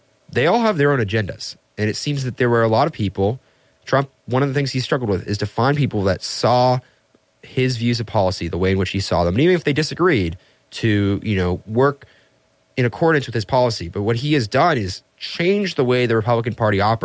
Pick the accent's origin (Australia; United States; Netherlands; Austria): Austria; Vienna; Vienna, Austria, my hometown